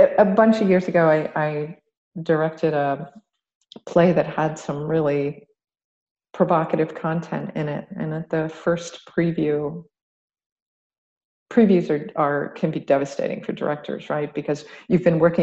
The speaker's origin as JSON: {"language": "English", "region": "Ohio", "country": "United States", "moved": "yes", "lives_now": "Atlanta, United States", "said": "WASPy, I'm from Ohio"}